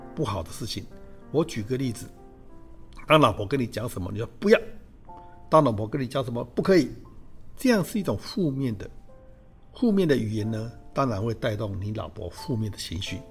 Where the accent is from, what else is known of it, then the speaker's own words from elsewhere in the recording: Changhua County, Taiwan; moved away as an adult; also born or lived in Taipei / United States; 我是彰化人